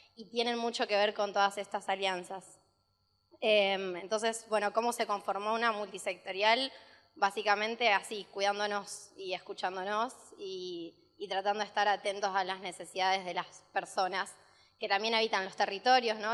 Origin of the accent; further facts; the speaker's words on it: Rosario, Santa Fe, Argentina; éramos de Rosario